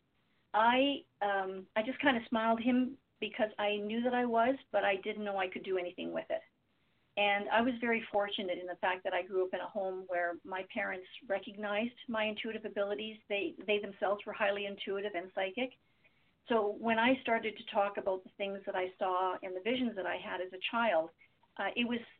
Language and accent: English; Windsor, Ontario, Canada; I grew up in Windsor